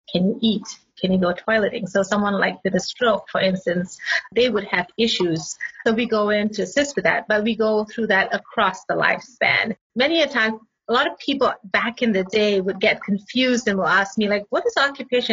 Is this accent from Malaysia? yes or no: yes; Malaysia; moved away as an adult; also born or lived in Singapore / Pittsburgh, United States; now in North Carolina, United States; I grew up in Malaysia, but I studied in Singapore most of my life